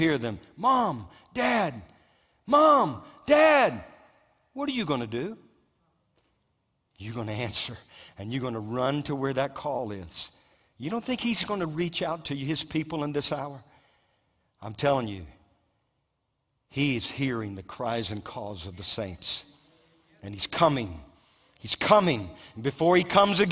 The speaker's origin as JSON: {"language": "English", "region": "Louisiana", "country": "United States", "tie": "born or raised there", "said": "my home state of Louisiana"}